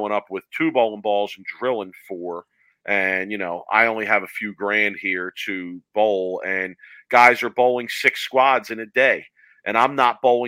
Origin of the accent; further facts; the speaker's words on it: Philadelphia, Pennsylvania, United States; growing up in Philly, we bowled on almost exclusively wood lanes